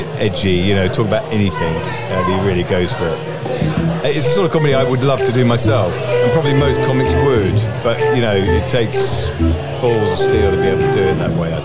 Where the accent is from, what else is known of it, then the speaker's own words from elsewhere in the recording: Horsham, South East England, United Kingdom; now in London, United Kingdom; I've lived in London for the last 30 odd years, but I grew up in near Horsham.